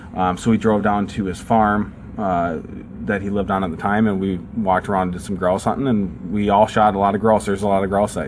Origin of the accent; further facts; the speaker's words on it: Prior Lake, Minnesota, United States; also born or lived in Georgia; When we moved from Georgia to Minnesota, we lived in south of the Twin Cities in a town called Prior Lake, Minnesota. I fished just about every day in the summer down there.